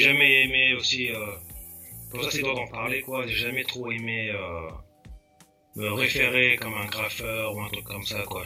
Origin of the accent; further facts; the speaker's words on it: Val-d'Oise, Île-de-France, France; moved away as an adult; also born or lived in Sarcelles / Persan; now in California, United States; je viens du Val d'Oise. Mhm je suis né à Sarcelles, j'ai grandi à Vielle-Belle